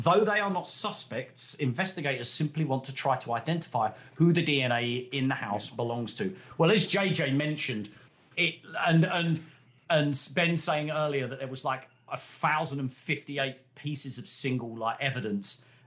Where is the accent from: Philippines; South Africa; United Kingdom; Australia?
United Kingdom; ourselves being British